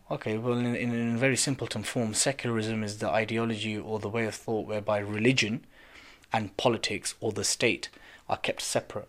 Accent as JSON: {"language": "English", "country": "United Kingdom", "tie": "born or raised there", "said": "I was born here. I'm as British as you, sir"}